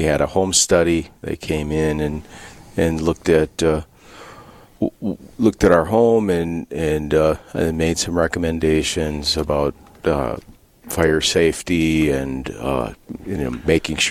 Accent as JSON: {"language": "English", "town": "Bismarck", "region": "North Dakota", "country": "United States", "tie": "born or raised there", "lives_now": "Dickinson, United States", "said": "I was born and raised in Bismarck, North Dakota, and I lived through my high school years there"}